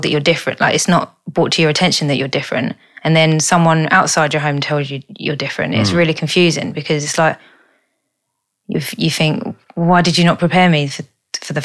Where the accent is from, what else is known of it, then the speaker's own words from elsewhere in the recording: Beckenham, London, United Kingdom; from where I grew up. Which is Beckenham